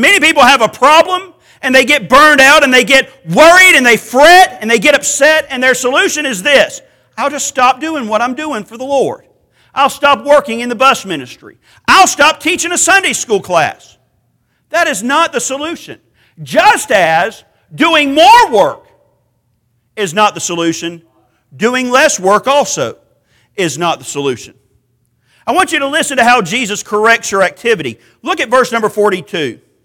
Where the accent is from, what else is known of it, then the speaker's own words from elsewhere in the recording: Macon, Georgia, United States; also born or lived in Cairo, Georgia / Americus, Georgia; I'm from South Georgia. I was born in Macon. I lived for a while in places like Cairo in Americas